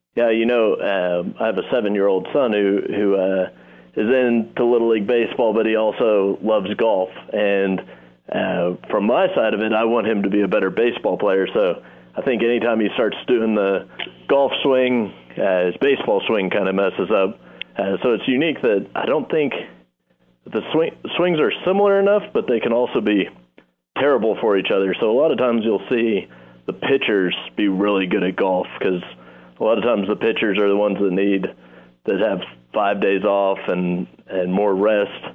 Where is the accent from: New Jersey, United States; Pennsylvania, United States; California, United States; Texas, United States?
Texas, United States; Round Rock; moved away as an adult; also born or lived in Oklahoma / Corpus Christi, Texas; now in Nashville, United States; my hometown of Round Rock, Texas